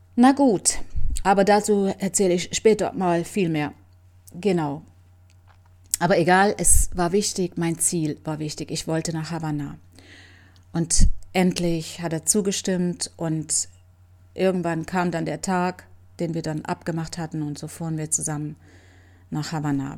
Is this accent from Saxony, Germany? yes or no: yes; Leipzig, Saxony, Germany; moved away as an adult; also born or lived in Cuba; nach Leipzig in meine Heimat